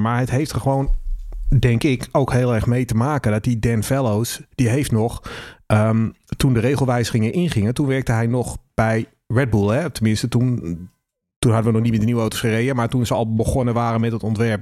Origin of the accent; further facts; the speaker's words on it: Netherlands; ik ben ook een Nederlander